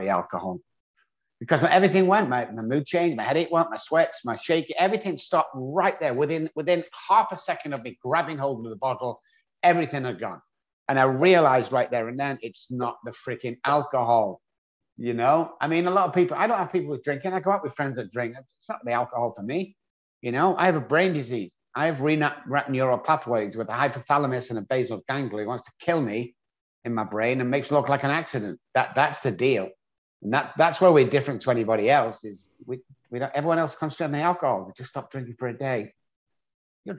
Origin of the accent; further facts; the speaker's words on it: England, United Kingdom; moved away; I grew up on a council estate in England